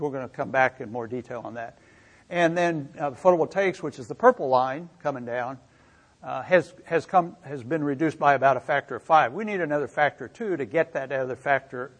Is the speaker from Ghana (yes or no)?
no; Missouri, United States; I grew up in Missouri, as Lynn mentioned, and I grew up on a farm